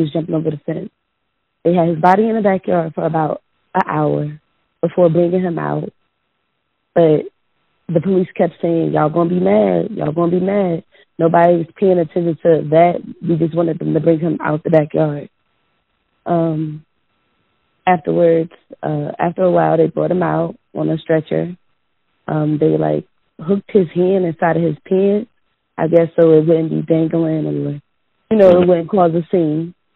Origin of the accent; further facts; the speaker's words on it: New Jersey, United States; I'm from New Jersey